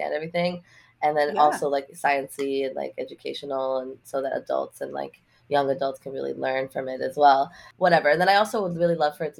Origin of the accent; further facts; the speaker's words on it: New York City, New York, United States; I grew up in Lower Manhattan